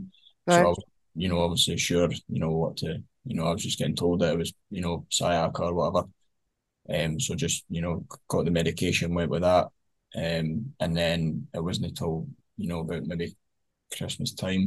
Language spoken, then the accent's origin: English; Fife, Scotland, United Kingdom; I'm from Fife